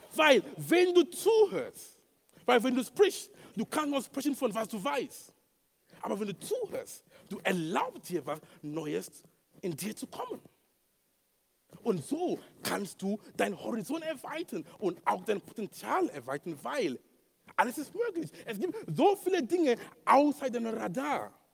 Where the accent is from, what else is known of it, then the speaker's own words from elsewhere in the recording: Cameroon; German is a second language; moved away; in Kamerun, wo ich herkomme